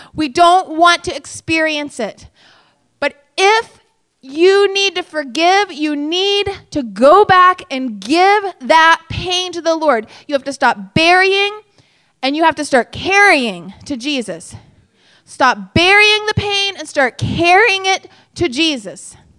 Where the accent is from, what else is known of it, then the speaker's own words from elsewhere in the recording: United States; I'm an American